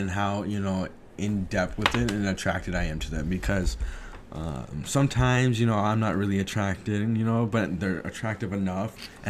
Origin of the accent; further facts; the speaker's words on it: United States; I'm from the United States.